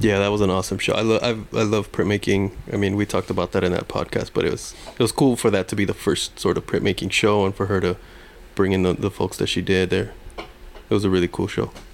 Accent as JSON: {"language": "English", "town": "Long Beach", "region": "California", "country": "United States", "tie": "born or raised there", "said": "I grew up in Long Beach"}